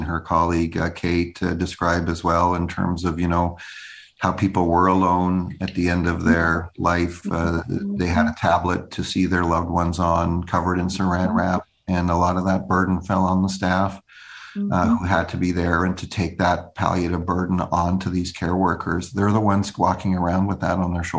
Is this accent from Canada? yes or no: yes; Canada; as a Canadian